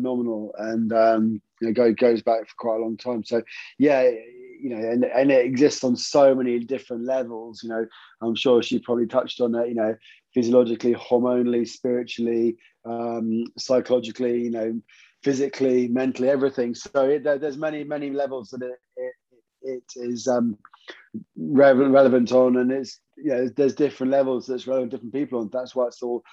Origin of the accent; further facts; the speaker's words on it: St Agnes, South West England, United Kingdom; I'm … from St Agnes